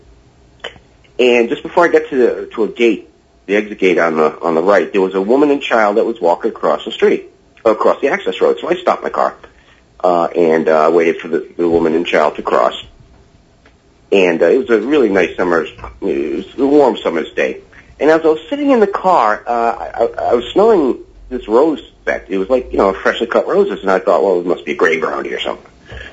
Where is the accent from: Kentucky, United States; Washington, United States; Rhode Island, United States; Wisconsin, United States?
Rhode Island, United States; Woonsocket; now in Maine, United States; I'm from Woonsocket.